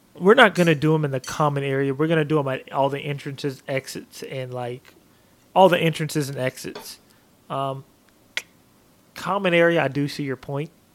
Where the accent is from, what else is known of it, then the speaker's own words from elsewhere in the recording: Portland, Oregon, United States; also born or lived in Vancouver, Washington; now in Texas, United States; my hometown of Portland